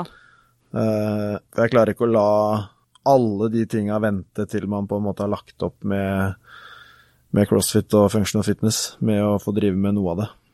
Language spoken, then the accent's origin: Norwegian; Gjøvik, Innlandet, Norway; also born or lived in Kristiansand / Oslo; så er jeg ca. halvparten av tida mi hjemme på Gjøvik, hvor jeg bor eh, hjemme hos mor